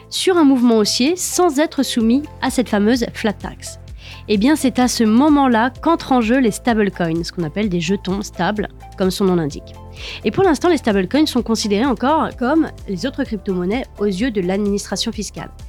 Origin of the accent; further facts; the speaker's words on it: France; nous sommes français